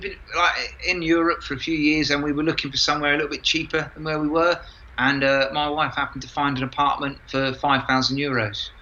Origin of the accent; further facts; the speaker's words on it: London, United Kingdom; moved away as an adult; I'm from London, my wife's from Yorkshire